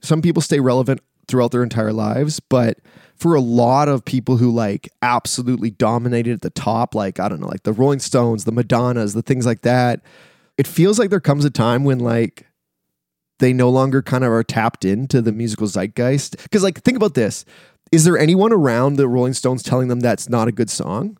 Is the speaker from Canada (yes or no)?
yes; Canada; I'm a Canadian